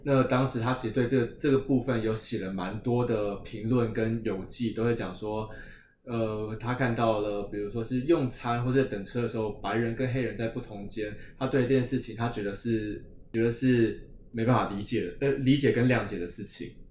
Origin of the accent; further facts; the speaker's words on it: Taiwan; 我们台湾人